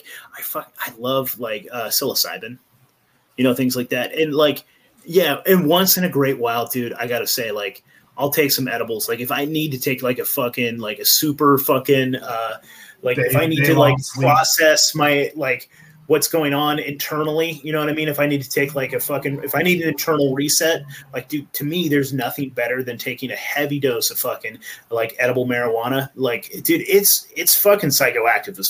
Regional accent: Eureka, California, United States; I'm actually originally from Eureka, California, so Humboldt County

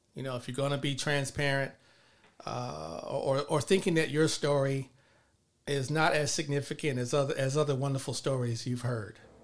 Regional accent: Los Angeles, California, United States; moved away as an adult; also born or lived in College Park, Georgia; grew up in South Los Angeles

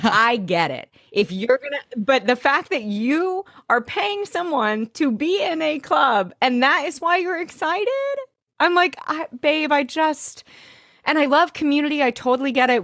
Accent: Arkansas, United States; growing up in Arkansas

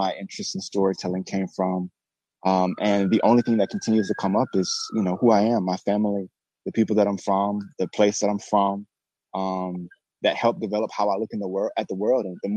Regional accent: Birmingham, Alabama, United States; now in Brooklyn, New York, United States; I'm originally from Birmingham, Alabama

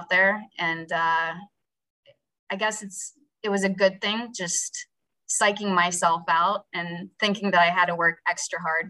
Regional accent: West Virginia, United States; moved away as an adult; also born or lived in Pittsburgh / Cleveland; now in New York, United States; I'm from West Virginia. I'm from a small town and I didn't grow up with a lot of money.

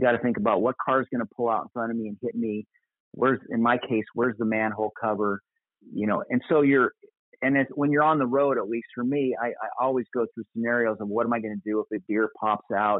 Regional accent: Apple Valley, Minnesota, United States; moved away as an adult; now in Costa Mesa, United States; I grew up in Apple Valley, Minnesota, in my my high school and college years, which is a suburb of the Twin Cities

